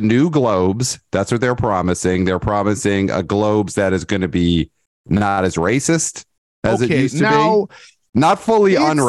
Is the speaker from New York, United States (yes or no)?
yes; New York City, New York, United States; I'm from Brooklyn.